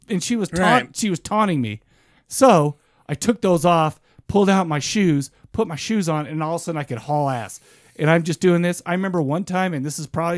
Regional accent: Farmington, Utah, United States; I grew up in Farmington, right? And the area that we grew up in, it's a very Mormon area.

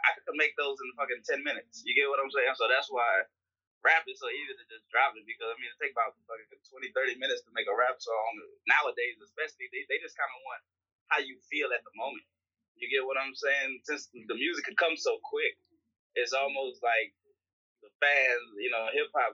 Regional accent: Houston, Texas, United States; I'm from Houston

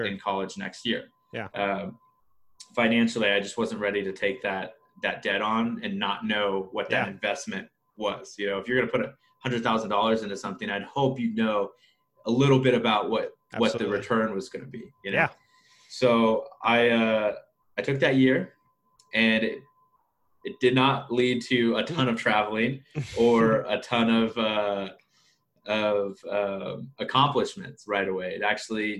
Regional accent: Wichita, Kansas, United States; Born and raised in Wichita, Kansas

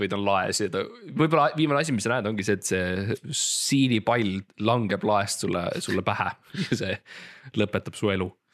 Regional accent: Estonia; ma olen Eestis ja ma olen eestlane. ja me oleme põliseestlased

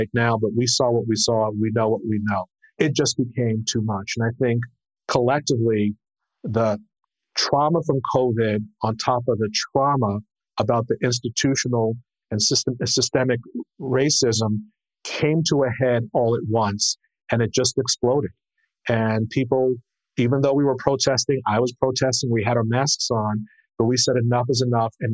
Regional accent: New York City, New York, United States; also born or lived in North Carolina; I grew up in Brooklyn, New York. First grew up in Prospect Heights and then Flatbush

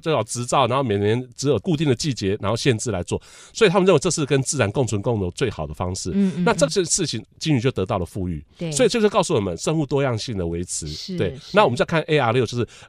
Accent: Taiwan; 我们是从台湾来的

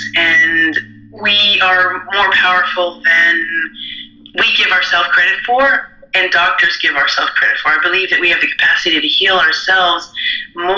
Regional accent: New York, United States; I grew up in New York in America

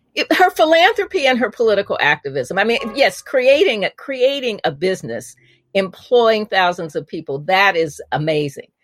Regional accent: Indianapolis, Indiana, United States; also born or lived in Chicago; I was born in Chicago, and, but I grew up in Indianapolis

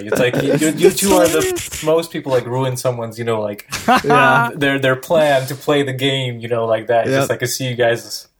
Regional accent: Serbia; moved away; I grew up in Serbia

